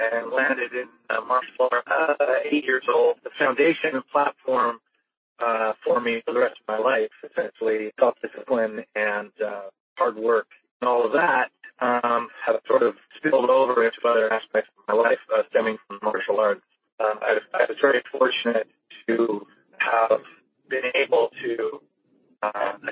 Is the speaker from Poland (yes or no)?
no; Victoria, British Columbia, Canada; I was brought up in Victoria, British Columbia, Canada, small town.